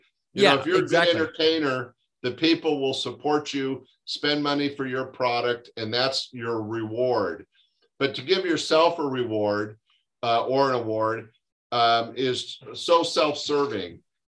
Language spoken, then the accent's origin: English; Canada; because as a Canadian, there are things happening in both our countries that should be unacceptable.